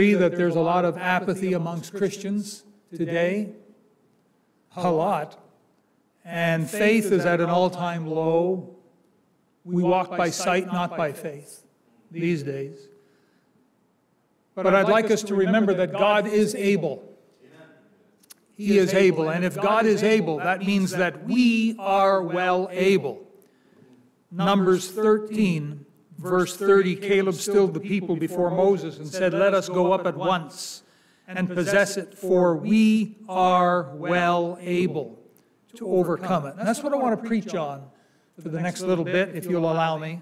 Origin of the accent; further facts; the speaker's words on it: Canada; It's not the Canada I grew up in. I'm Canadian